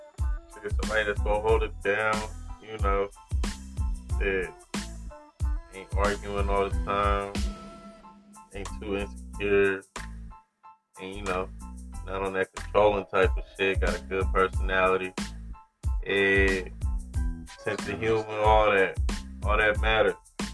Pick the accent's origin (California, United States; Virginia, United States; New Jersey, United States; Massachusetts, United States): California, United States; I mean, it was regular. You know, coming up on the west, you know, it's a little bit different, though.